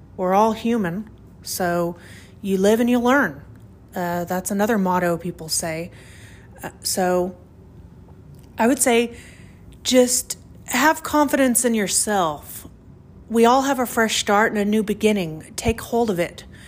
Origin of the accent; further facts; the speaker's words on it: Oklahoma, United States; I'm from Oklahoma, and the wind is crazy out here